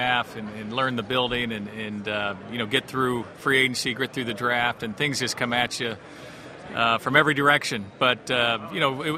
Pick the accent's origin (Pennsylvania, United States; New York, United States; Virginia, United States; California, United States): California, United States; Los Angeles; moved away as an adult; now in Denver, United States; growing up in Los Angeles